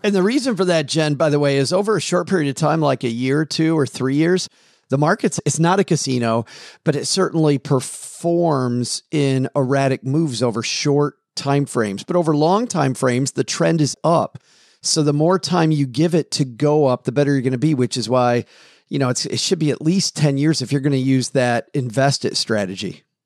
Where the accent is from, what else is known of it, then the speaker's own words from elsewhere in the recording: Kalamazoo, Michigan, United States; my hometown of Kalamazoo, Michigan